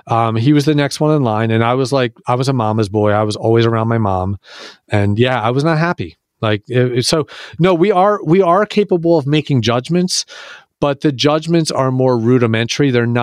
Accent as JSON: {"language": "English", "town": "Philadelphia", "region": "Pennsylvania", "country": "United States", "said": "Yeah, I'm from Philadelphia, so I know Entenmann's."}